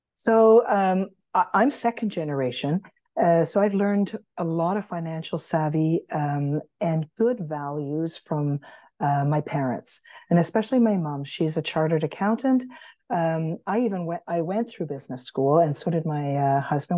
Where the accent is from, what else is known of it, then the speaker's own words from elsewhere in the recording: Canada; being Canadian